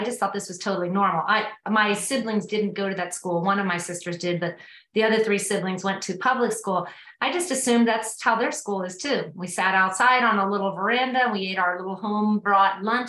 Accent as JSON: {"language": "English", "town": "Miami", "region": "Florida", "country": "United States", "tie": "born or raised there", "moved": "as an adult", "lives_now": "Asheville, United States", "said": "I was raised in South Florida in a place called Coconut Grove. It's in Miami"}